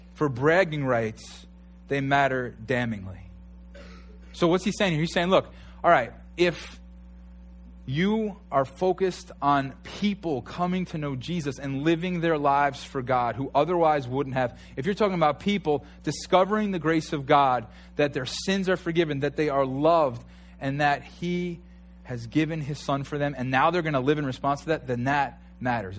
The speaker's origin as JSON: {"language": "English", "region": "New York", "country": "United States"}